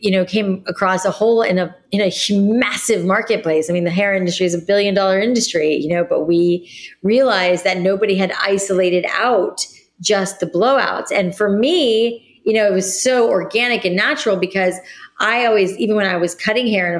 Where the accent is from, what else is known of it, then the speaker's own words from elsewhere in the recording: South Florida, United States; moved away; also born or lived in New York City; I grew up in South Florida